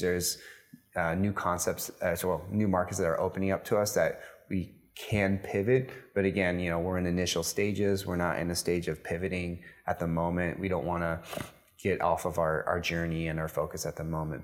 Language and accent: English; United States; moved away as an adult; now in Dubai, United Arab Emirates; being an American